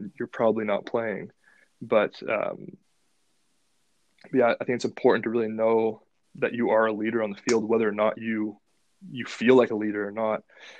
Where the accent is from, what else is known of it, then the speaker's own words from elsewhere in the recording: Ottawa, Ontario, Canada; I wanted to play in my hometown